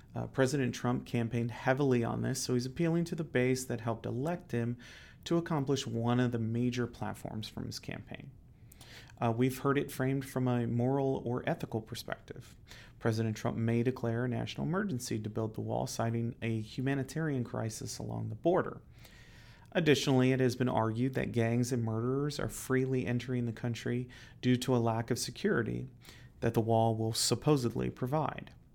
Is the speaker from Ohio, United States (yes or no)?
yes; Ohio, United States; I'm from Ohio, and I used to work for the city of Cincinnati.